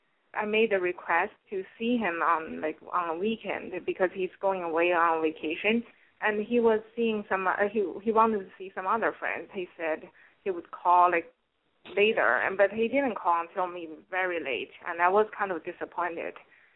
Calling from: New York City, New York, United States; I'm calling from New York. I'm 29.

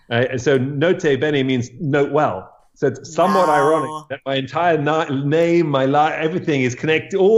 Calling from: New York, United States; I am uh, at my home upstate New York.

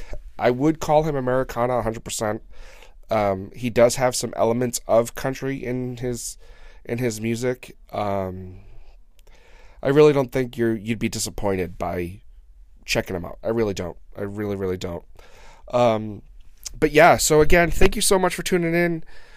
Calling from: New England, United States; So we're right in between Worcester, Mass. And Providence, Rhode Island.

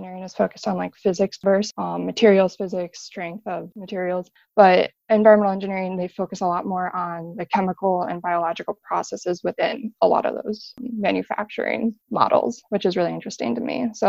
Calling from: Chicago, Illinois, United States; I'm 21 and I'm calling from Chicago.

